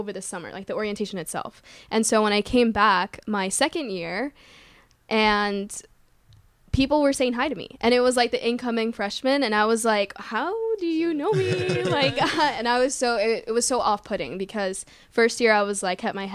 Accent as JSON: {"language": "English", "region": "New Jersey", "country": "United States", "tie": "born or raised there", "said": "I was born and raised in Jersey"}